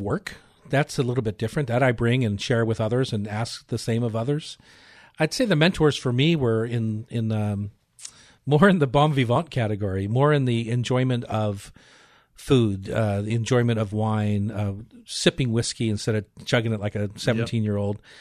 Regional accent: Newark, Delaware, United States; moved away as an adult; also born or lived in Cleveland, Ohio; now in Seattle, United States; I was born in Cleveland, raised in Newark, Delaware, and left when I was, uh, just turning nineteen, eighteen

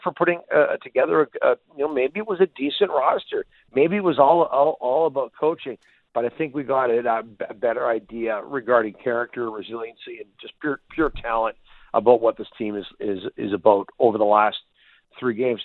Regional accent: Canada; we're Canadian

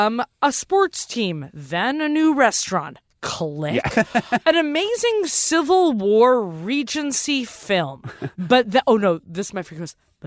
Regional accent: Cambridge, Massachusetts, United States; I was raised in Cambridge, and also the full health food.

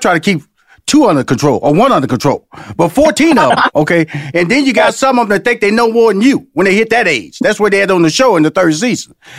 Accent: Houston, Texas, United States; I came from Fifth Ward

